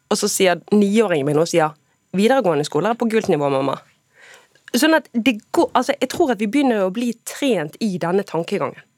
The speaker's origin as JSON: {"language": "Norwegian", "town": "Bergen", "region": "Vestland", "country": "Norway", "said": "Og som bergenser er det mye på bergensk som høres ut som banning, men som egentlig er nærmest kjærlighetserklæringer."}